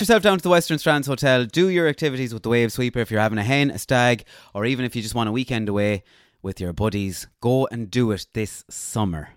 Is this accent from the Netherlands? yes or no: no; Ballinasloe, County Galway, Ireland; I was born in Ballinasloe